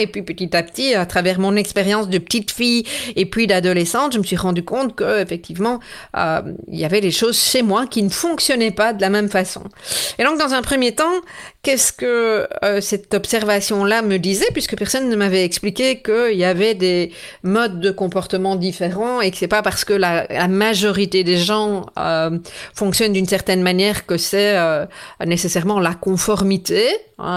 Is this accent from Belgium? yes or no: yes; Belgium; chez nous en Belgique